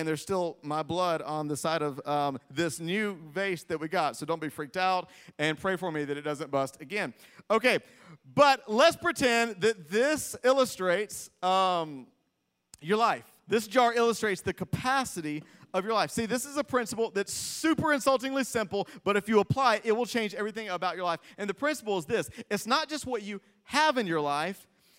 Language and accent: English; Greenville, South Carolina, United States; I was raised in Greenville, South Carolina.